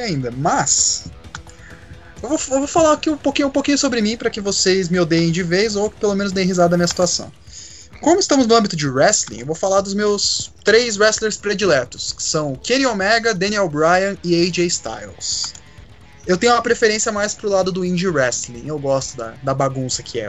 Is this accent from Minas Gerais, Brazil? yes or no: no; Curitiba, Paraná, Brazil; eu sou de Curitiba